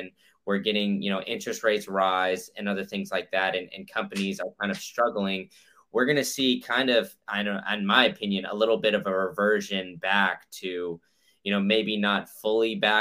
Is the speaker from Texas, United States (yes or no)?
yes; Austin, Texas, United States; now in Florida, United States; I grew up in Austin